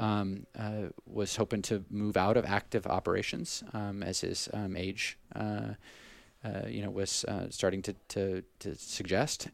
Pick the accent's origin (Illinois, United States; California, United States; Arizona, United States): California, United States; Southern; moved away; I grew up in Southern California initially